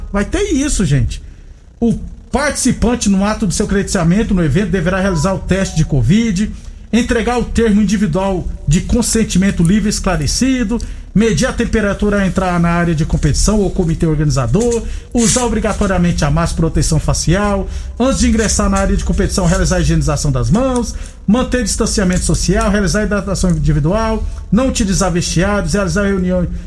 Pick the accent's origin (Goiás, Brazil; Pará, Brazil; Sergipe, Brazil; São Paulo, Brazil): Goiás, Brazil; Goiânia; eu sou lá de Goiânia